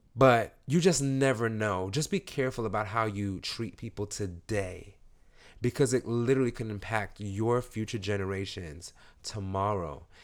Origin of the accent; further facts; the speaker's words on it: New York City, New York, United States; I'm from East New York